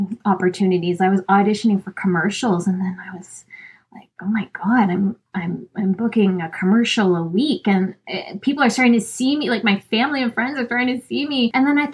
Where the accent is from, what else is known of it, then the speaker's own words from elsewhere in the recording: Canada; I'm Filipina and I'm from Canada